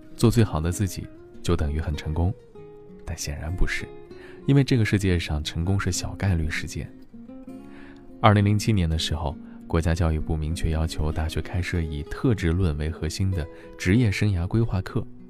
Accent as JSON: {"language": "Chinese", "country": "China", "said": "我们中国人"}